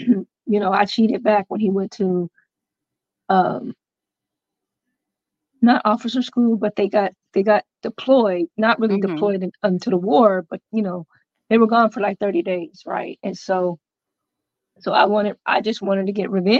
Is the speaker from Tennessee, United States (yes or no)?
yes; Clarksville, Tennessee, United States; I am from Clarksville, Tennessee.